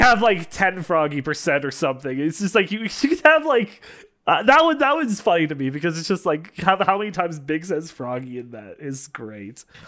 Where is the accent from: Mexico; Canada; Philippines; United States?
Canada; I'm a Canadian